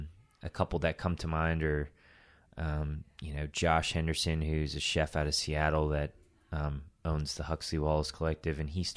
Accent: Tokyo, Japan; I was born in Tokyo. I'm not Japanese. My mom's Chinese. My dad is a Jewish American guy from New York.

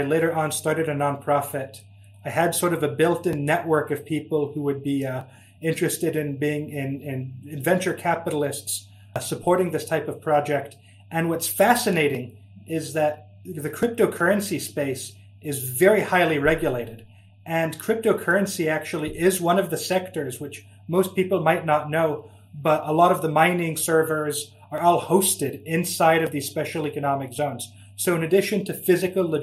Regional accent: Silicon Valley, California, United States; now in Switzerland; I grew up in the Silicon Valley to a French family.

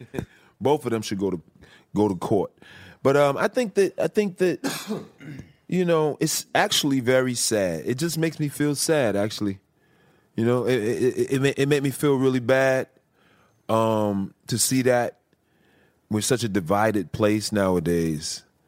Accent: Chicago, Illinois, United States; moved away; I'm from Chicago originally

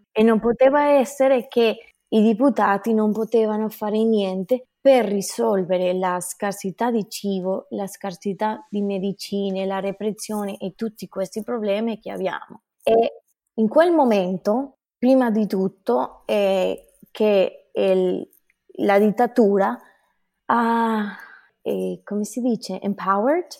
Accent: Venezuela; Italian is a second language; now in United States; sono venezuelana e adesso abito negli Stati Uniti.

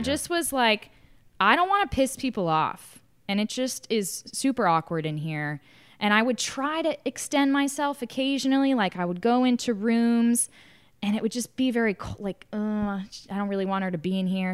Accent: the South, United States; also born or lived in New York City; I'm from the South where, like, you get married younger

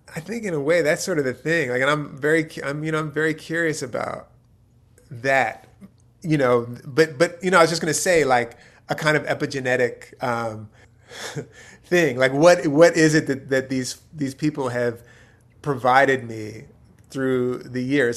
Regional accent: outside of Philadelphia, Pennsylvania, United States; also born or lived in Youngstown, Ohio; I was born in Youngstown. My dad's from Youngstown. I grew up outside of Philadelphia.

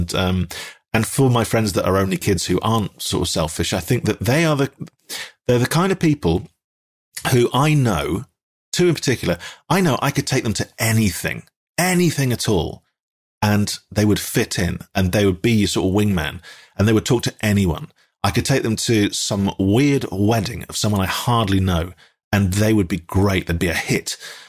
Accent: Dundee, Scotland, United Kingdom; accent: Dundonian; I was from Dundee, and that's quite a strong accent as well

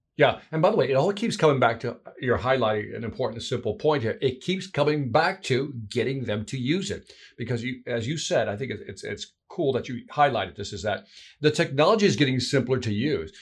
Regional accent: Chicago, Illinois, United States; That's my hometown there, Chicago

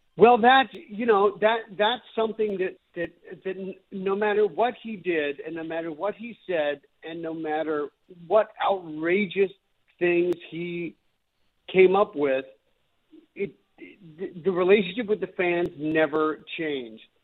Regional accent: North Vancouver, British Columbia, Canada; I grew up in North Vancouver, and I, you know, grew up a Canucks fan

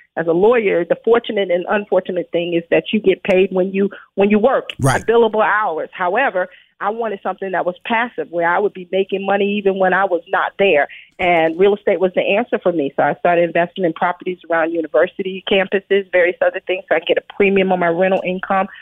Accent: New York City, New York, United States; as a child, I grew up in Brooklyn, New York

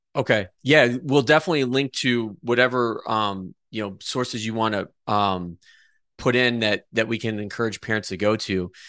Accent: Adrian, Michigan, United States; we are both from Adrian

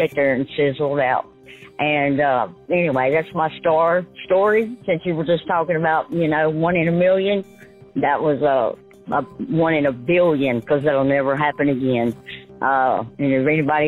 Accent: West Monroe, Louisiana, United States; moved away; I was from West Monroe, Louisiana

